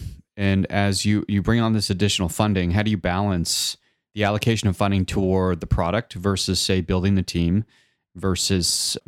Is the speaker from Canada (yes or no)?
yes; Canada; Well, we're Canadian. Yeah, so we're the best.